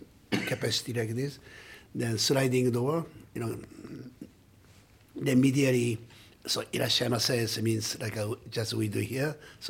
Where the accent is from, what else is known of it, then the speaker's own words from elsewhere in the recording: Saitama, Japan; English is a second language; in Japan, I was born in Saitama, and a little bit north of the Tokyo.